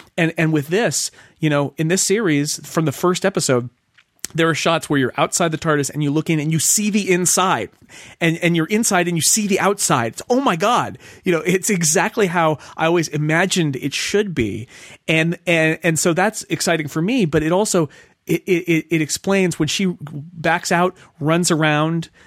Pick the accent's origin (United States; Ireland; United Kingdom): United States